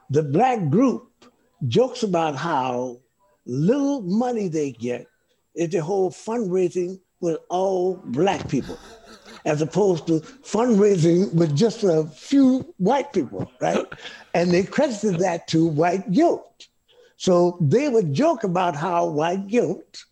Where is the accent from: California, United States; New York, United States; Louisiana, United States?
Louisiana, United States; New Orleans; moved away; I came from New Orleans